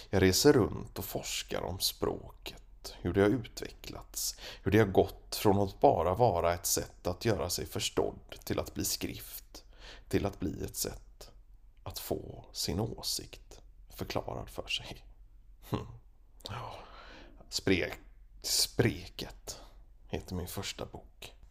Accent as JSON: {"language": "Swedish", "region": "Småland", "country": "Sweden", "tie": "born or raised there", "said": "Jag ska berätta om min uppväxt i Småland."}